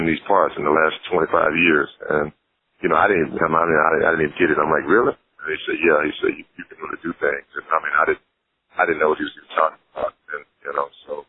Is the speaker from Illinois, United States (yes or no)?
no; Sealy, Texas, United States; I'm from Texas, born and raised in Texas. Texas boy, you know, small town